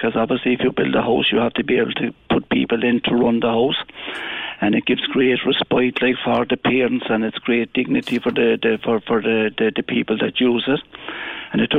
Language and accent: English; Ireland; as an Irishman